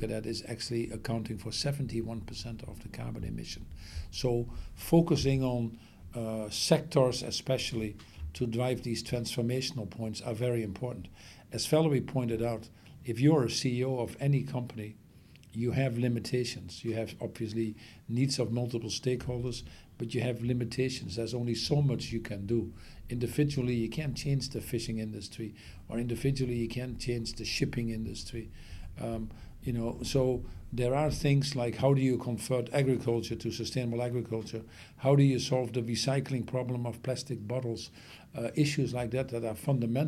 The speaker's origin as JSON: {"language": "English", "country": "Netherlands", "said": "I come from the Netherlands"}